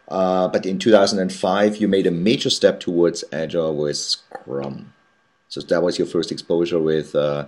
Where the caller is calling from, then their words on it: New York City, New York, United States; I'm actually calling from New York City